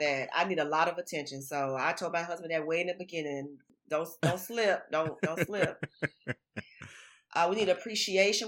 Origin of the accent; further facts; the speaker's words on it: Florida, United States; now in Texas, United States; I'm from Florida, and I moved to Texas in two thousand five